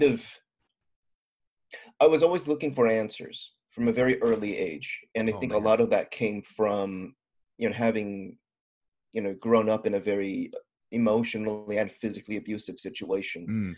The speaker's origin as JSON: {"language": "English", "region": "Southern California", "country": "United States", "tie": "born or raised there", "said": "I'm a guy from Southern California, pretty much born and raised."}